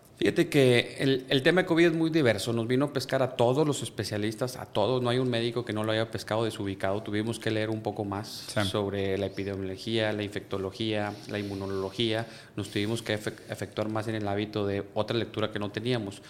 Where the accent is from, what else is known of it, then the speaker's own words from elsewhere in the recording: Monterrey, Nuevo León, Mexico; soy de Monterrey, Nuevo León. Aquí vivo, aquí tengo mi familia, aquí me formé